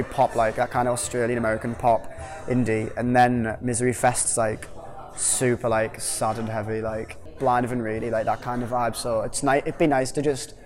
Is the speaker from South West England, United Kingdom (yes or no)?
no; Hartlepool, North East England, United Kingdom; from …, and we're a band from Hartlepool